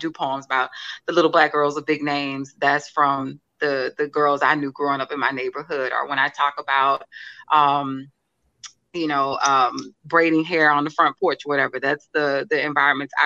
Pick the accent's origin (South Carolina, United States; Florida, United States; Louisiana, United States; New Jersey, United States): Louisiana, United States; Alexandria; moved away as an adult; now in New Orleans, United States; I'm from a little town, like you said in my bio, Alexandria, Louisiana